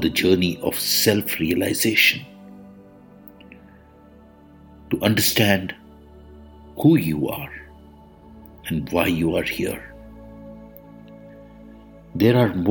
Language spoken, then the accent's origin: English; India; I am the Indian monk